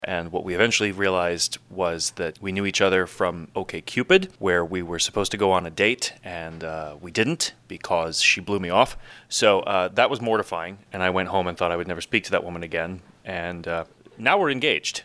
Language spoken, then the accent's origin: English; New York, United States; moved away as an adult; also born or lived in Washington, D.C.; now in Anchorage, United States; I grew up in New York